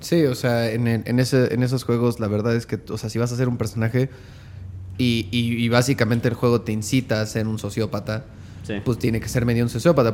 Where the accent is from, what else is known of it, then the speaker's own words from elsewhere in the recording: Mexico; Como mexicanos